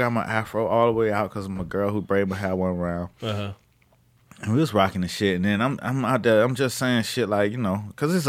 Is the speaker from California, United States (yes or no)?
no; Miami Gardens, Florida, United States; the city I grew up in Miami Gardens.